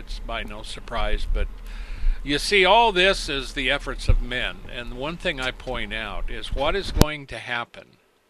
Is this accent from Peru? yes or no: no; China; now in United States; Growing up in Mao's China, all this is very familiar.